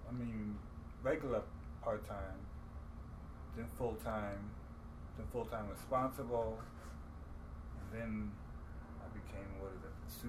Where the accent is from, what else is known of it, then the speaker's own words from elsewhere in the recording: New York City, New York, United States; Yeah, I'm Jamaican because I'm from Jamaica, Queens.